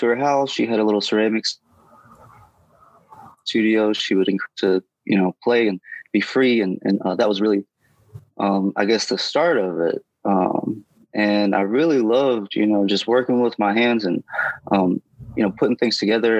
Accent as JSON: {"language": "English", "town": "Indianola", "region": "Mississippi", "country": "United States", "tie": "born or raised there", "also_born_or_lived": "Greenville, Mississippi / Michigan / Clarksdale, Mississippi", "said": "I grew up in Indianola, Mississippi. I'm born in Greenville, grew up in Indianola. So I'm a good old Delta boy"}